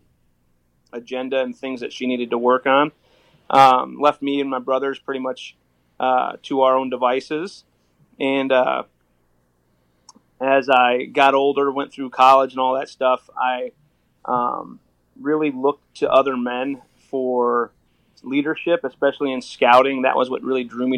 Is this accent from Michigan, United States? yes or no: no; Joliet, Illinois, United States; I grew up in Joliet, Illinois.